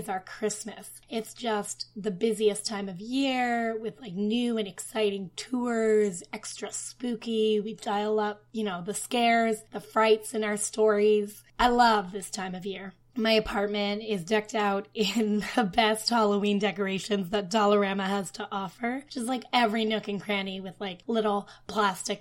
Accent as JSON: {"language": "English", "town": "Ottawa", "region": "Ontario", "country": "Canada", "moved": "yes", "lives_now": "Toronto, Canada", "said": "I'm from Ottawa"}